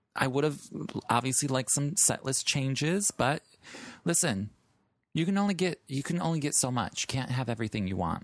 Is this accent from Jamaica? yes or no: no; Chicago, Illinois, United States; moved away; And I'm from the Midwest, so, like, in Chicago